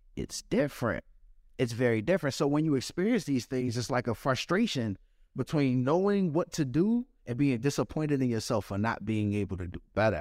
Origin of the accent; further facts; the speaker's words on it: Washington, District of Columbia, United States; I grew up in Washington, D C. I grew up in Southeast